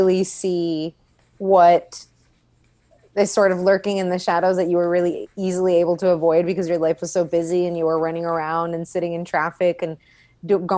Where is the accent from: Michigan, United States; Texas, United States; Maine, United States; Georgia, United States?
Texas, United States; Laredo; moved away as an adult; also born or lived in San Antonio; now in Austin, United States; I grew up in Laredo most of my life, or all of my life, actually, until I turned 18.